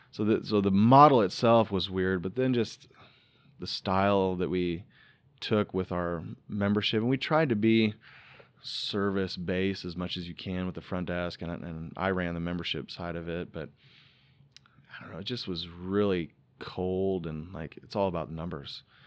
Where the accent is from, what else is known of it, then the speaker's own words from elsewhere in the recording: Iowa, United States; moved away; also born or lived in Florida; Growing up in Iowa